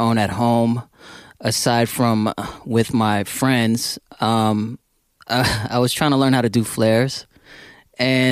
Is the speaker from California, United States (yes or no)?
yes; San Francisco, California, United States; I grew up here in San Francisco